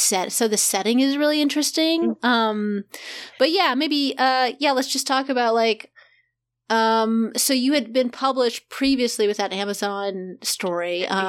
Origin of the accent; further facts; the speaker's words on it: Kansas, United States; because I'm from Kansas, I'm a Midwestern kid